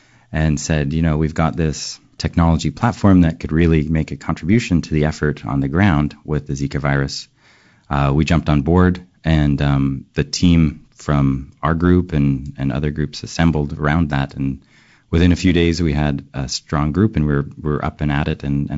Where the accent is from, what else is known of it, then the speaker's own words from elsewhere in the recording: Western Canada, Canada; I grew up in Western Canada, and where I think there are two main influences.